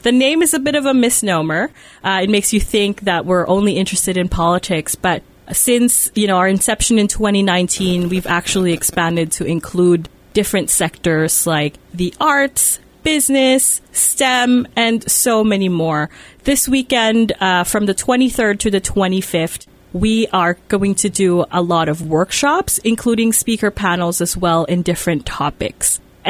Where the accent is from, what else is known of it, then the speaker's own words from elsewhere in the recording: Manitoba, Canada; also born or lived in Winnipeg's North End; Lisa and I are from Manitoba